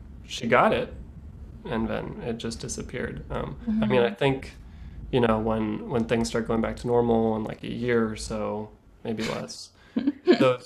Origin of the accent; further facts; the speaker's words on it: California, United States; moved away as an adult; also born or lived in Los Angeles, United States / Montreal, Canada; now in Toronto, Canada; I grew up in California